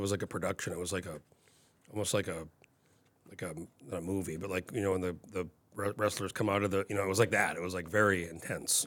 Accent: New Mexico, United States; moved away as an adult; now in Anchorage, United States; I grew up in New Mexico and I moved here when I was nineteen

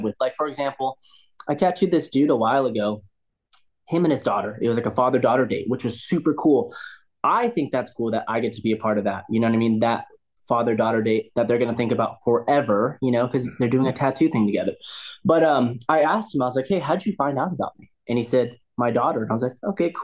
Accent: Southern California, United States; also born or lived in Huntington Beach; I grew up in SoCal, so I grew up skating and surfing my whole life.

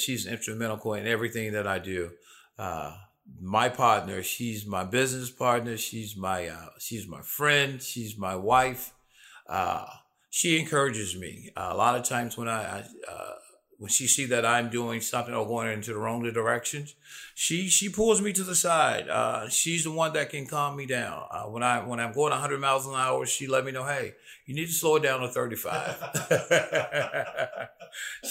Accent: Memphis, Tennessee, United States; born and bred Memphis, Tennessee, South Memphis, born and bred in South Memphis

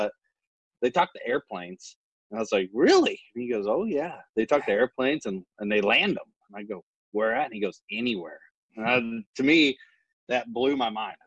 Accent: the Ozarks, Missouri, United States; moved away as an adult; I grew up in Missouri on the Ozarks, small town. Grew up on a farm

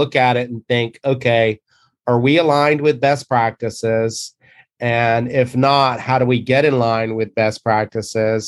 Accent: the South, United States; moved away; growing up in the South

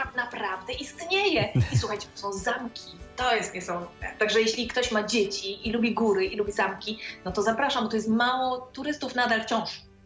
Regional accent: Poland; now in Romania; skąd jestem i się dowiadują, że z Polski

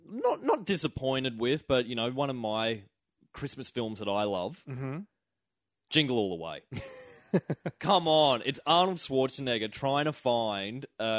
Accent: Toowoomba, Queensland, Australia; where we grew up in Toowoomba

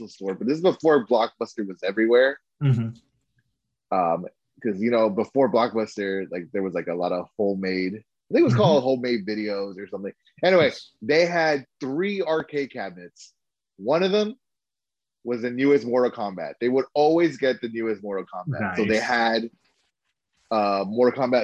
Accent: West Palm Beach, Florida, United States; now in Orlando, United States; I'm from West Palm Beach.

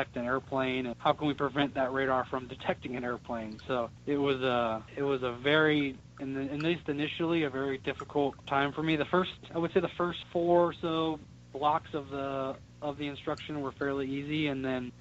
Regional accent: Cincinnati, Ohio, United States; I grew up in Cincinnati

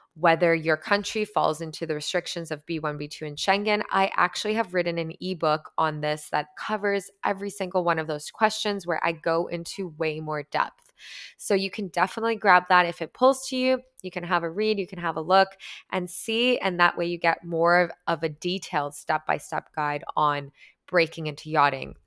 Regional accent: Canada; I'm Canadian

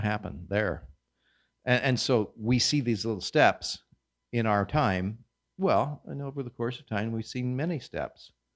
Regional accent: Kansas, United States; moved away; I come from Kansas, hard red winter wheat. We sowed that in the fall

